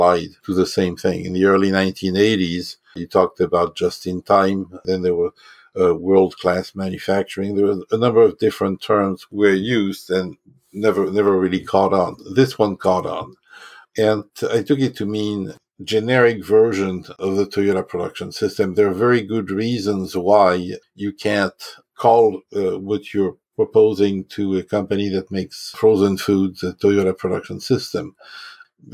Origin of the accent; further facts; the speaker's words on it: France; also born or lived in Germany / Japan; now in United States; I was born and raised in France, but I'm an American citizen. I've spent most of my life in the U.S.